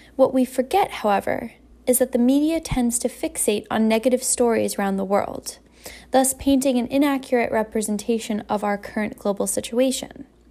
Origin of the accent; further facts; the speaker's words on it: Vermont, United States; now in Massachusetts, United States; I was born in a small town in Massachusetts. I grew up in Vermont